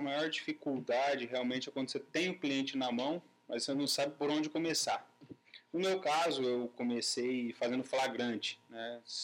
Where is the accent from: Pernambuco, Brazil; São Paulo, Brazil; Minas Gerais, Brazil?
São Paulo, Brazil; Pirangi; moved away; vim da cidade de Pirangi, que lá eu vivia o dia inteiro para sítio